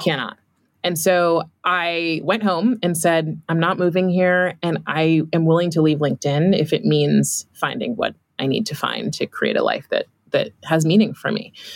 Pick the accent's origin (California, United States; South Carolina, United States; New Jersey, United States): California, United States; I grew up in California